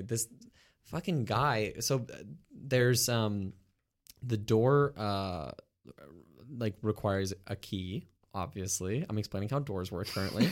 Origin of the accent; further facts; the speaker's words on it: Montreal, Quebec, Canada; I grew up in the West Island